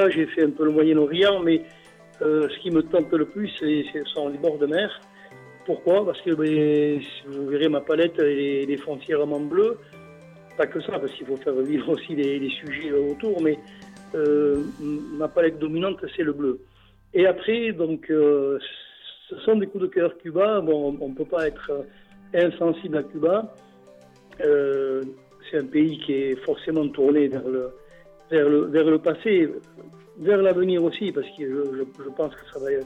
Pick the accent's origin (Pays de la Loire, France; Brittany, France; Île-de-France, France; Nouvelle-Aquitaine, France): Nouvelle-Aquitaine, France; Bayonne; j'expose à nouveau chez moi à Bayonne. Nul n'est prophète en son pays. J'ai beaucoup exposé à l'étranger, à Paris notamment, qui n'est pas l'étranger, mais euh, hors de ma ville.